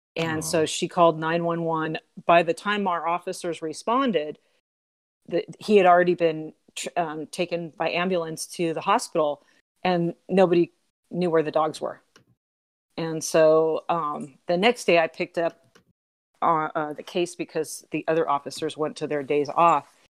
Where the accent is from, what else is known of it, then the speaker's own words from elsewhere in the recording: Southern California, United States; moved away as an adult; now in Aurora, United States; I'm from Southern California